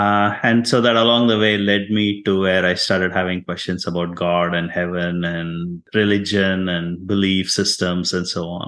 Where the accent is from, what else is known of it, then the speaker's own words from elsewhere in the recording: India; English is a second language; moved away as an adult; also born or lived in Houston, United States; now in United States; I am from India, an immigrant to the United States.